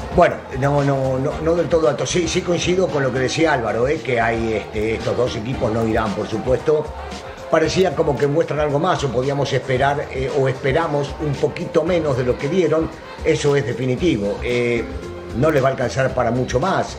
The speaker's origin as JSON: {"language": "Spanish", "country": "Argentina"}